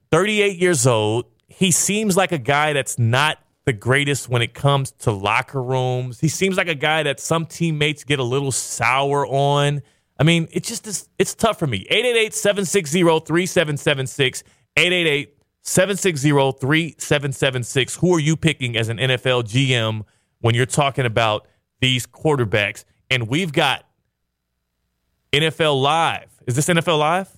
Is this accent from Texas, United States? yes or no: yes; Houston, Texas, United States; I grew up in Houston